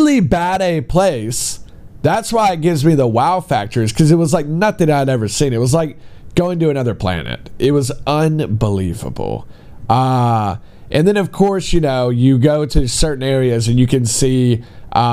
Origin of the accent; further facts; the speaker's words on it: United States; moved away as an adult; now in China; being an American